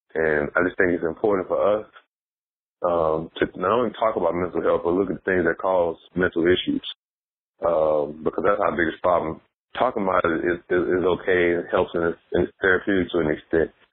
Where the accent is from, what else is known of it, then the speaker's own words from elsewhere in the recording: East St. Louis, Illinois, United States; also born or lived in Memphis / Nashville; now in New York City, United States; I come from East St. Louis, I live in Harlem